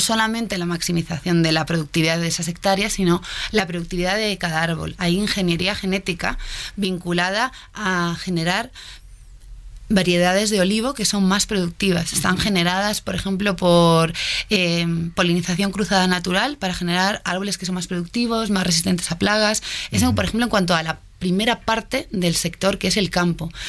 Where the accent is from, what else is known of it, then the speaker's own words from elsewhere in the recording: Madrid, Community of Madrid, Spain; moved away as an adult; now in Mexico; española de Madrid